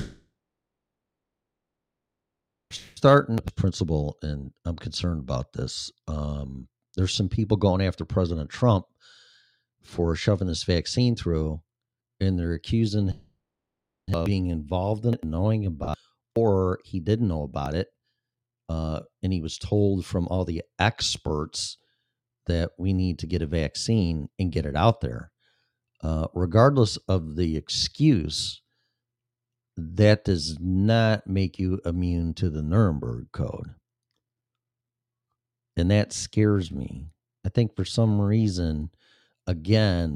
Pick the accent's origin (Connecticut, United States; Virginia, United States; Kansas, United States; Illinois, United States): Illinois, United States; moved away; My home state of Illinois and Chicago